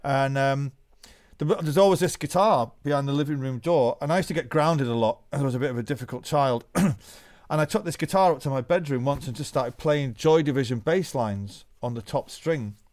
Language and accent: English; Manchester, North West England, United Kingdom; we came from Manchester, the greatest city to be a musician in the world